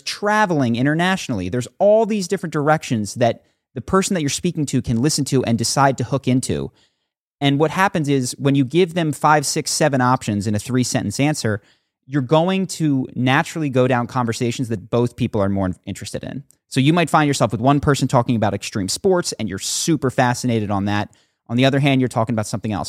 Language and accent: English; Philadelphia, Pennsylvania, United States; moved away as an adult; also born or lived in Brazil / New York; now in California, United States; I grew up on the East Coast